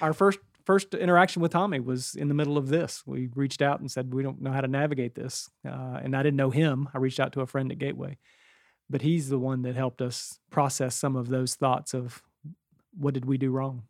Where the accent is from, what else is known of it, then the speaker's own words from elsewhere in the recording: West Virginia, United States; we grew up in West Virginia